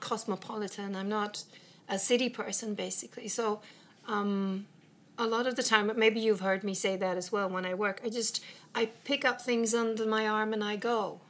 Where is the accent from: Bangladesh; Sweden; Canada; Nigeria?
Sweden; English is a second language; also born or lived in England; I came from Sweden